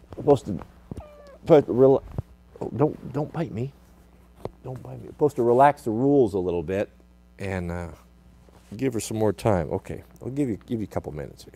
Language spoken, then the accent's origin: English; United States